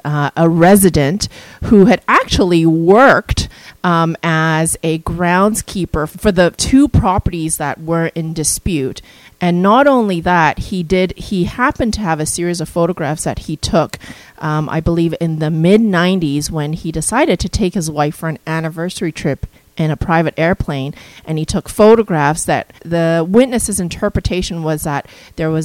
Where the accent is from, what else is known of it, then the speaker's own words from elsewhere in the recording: Kelowna, British Columbia, Canada; My hometown is Kelowna